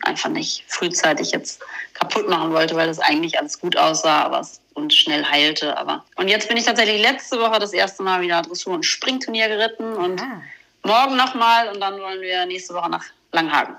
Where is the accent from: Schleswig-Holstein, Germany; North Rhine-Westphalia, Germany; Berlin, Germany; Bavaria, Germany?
Schleswig-Holstein, Germany; near Flensburg; ich bin ja bei Flensburg oben groß geworden